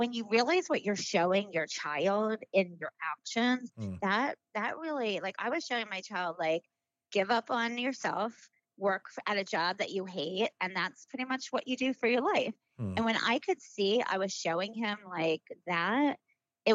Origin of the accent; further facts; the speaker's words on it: Baltimore, Maryland, United States; moved away; I'm from Baltimore.